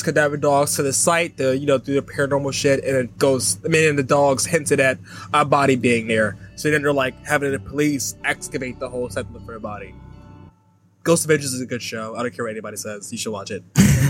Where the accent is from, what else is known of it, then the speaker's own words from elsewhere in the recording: New Jersey, United States; I'm from New Jersey.